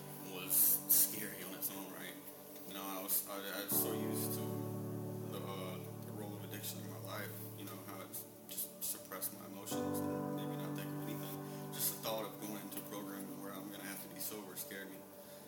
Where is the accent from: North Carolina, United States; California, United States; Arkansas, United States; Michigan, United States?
North Carolina, United States; Franklin; also born or lived in Okinawa / Hawaii; 27 years old. I'm originally from Franklin, North Carolina.